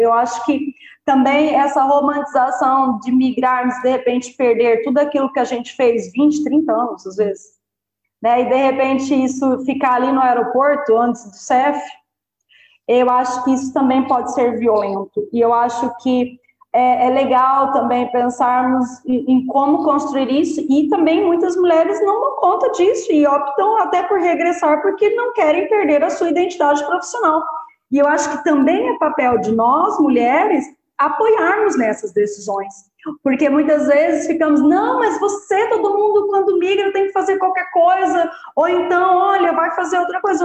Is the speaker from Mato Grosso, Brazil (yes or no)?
yes; Mato Grosso, Brazil; moved away as an adult; also born or lived in Portugal; now in Lisbon, Portugal; lá na minha terra, no Mato Grosso